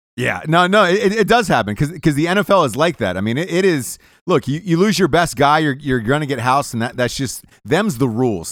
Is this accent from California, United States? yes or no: no; Atlanta, Georgia, United States; I'm from Atlanta